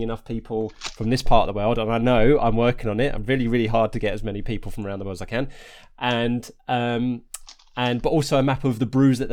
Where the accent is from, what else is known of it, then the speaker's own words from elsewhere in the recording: Harlow, East of England, United Kingdom; moved away; I'm originally from Harlow in Essex